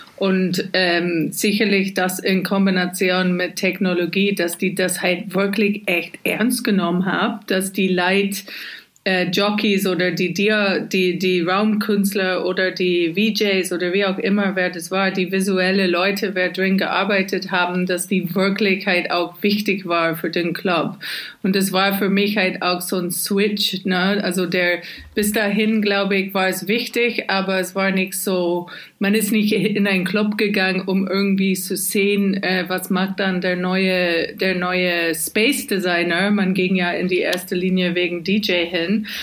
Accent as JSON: {"language": "German", "region": "Scotland", "country": "United Kingdom", "also_born_or_lived": "Glasgow", "second_language": "German", "moved": "as an adult", "lives_now": "Berlin, Germany", "said": "Und als Schotte bezeichne ich mich eigentlich ehrlich gesagt auch immer noch"}